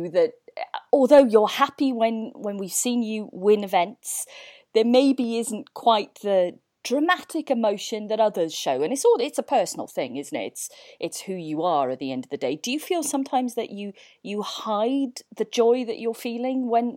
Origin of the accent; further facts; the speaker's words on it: Welsh, Wales, United Kingdom; I can't speak Welsh, even though I am Welsh